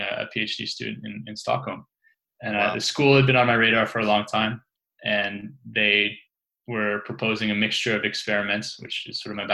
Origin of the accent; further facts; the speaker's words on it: Canada; moved away as an adult; also born or lived in London; I was set to start a job at the University of Ottawa, which is sort of close to my hometown